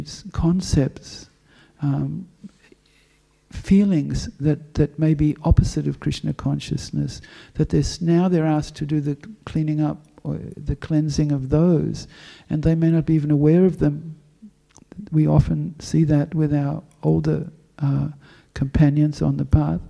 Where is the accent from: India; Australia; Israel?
Australia; Western Australia; now in Melbourne, Australia; I'm from Western Australia